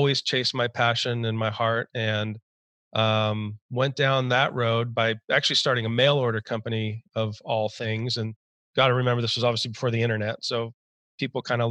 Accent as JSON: {"language": "English", "town": "San Diego", "region": "California", "country": "United States", "tie": "born or raised there", "said": "I grew up in Southern California, typical Southern California childhood, in San Diego to be specific."}